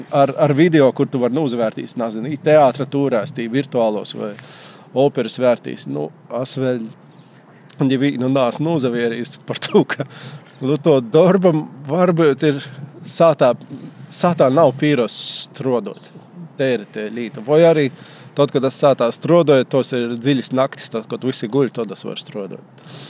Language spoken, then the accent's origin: Latvian; Viļāni, Latgale, Latvia; moved away as an adult; also born or lived in Rēzekne; now in Riga, Latvia; es esmu dzimis audzis Viljānos